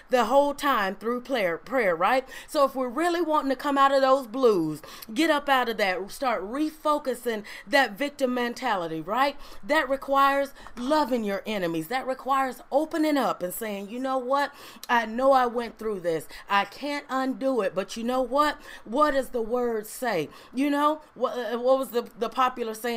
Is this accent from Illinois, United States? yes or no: no; Ruleville, Mississippi, United States; I was born in Ruleville Community Hospital